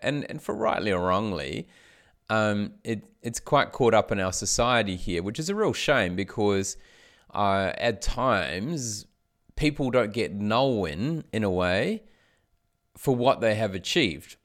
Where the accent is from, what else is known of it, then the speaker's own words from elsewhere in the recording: New Zealand; now in Australia; I grew up in New Zealand. I live in Australia